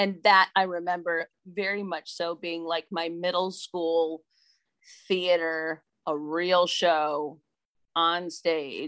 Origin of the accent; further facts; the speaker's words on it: Clinton, Iowa, United States; My hometown of Clinton, Iowa